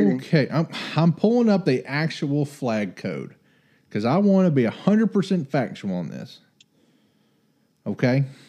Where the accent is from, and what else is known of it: Texas, United States